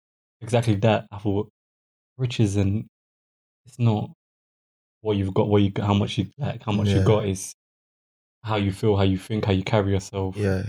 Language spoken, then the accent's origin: English; London, United Kingdom; I grew up in Charlton, in South London, Charlton.